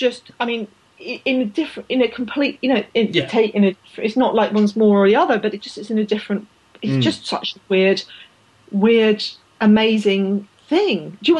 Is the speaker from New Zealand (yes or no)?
no; Canada; And especially as a Canadian, I mean, like, you know, the Winter Games in our countries aren't a big deal, really, are they?